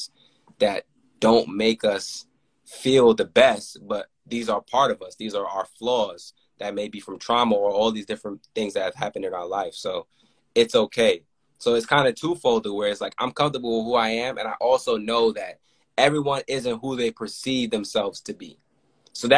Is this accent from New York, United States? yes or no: yes; New York, United States; I grew up in New York